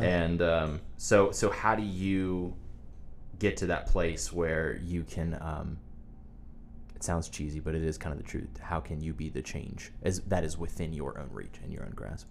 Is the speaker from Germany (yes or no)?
no; Wilmington, United States; now in Nashville, United States; I live in Nashville, Tennessee, and I grew up in Wilmington